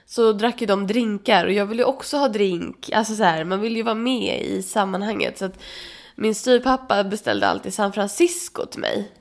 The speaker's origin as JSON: {"language": "Swedish", "country": "Sweden", "said": "jag är svensk"}